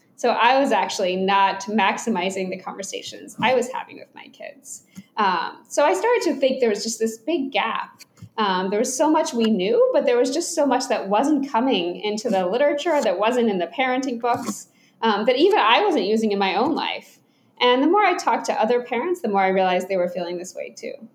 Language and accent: English; Atlanta, Georgia, United States; I grew up in Atlanta, Georgia